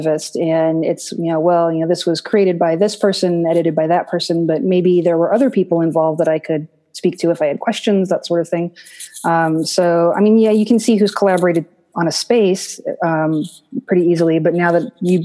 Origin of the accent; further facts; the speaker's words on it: United States; as an American